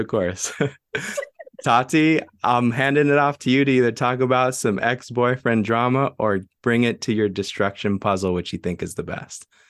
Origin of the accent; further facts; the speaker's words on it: San Marcos, United States; my hometown, San Marcos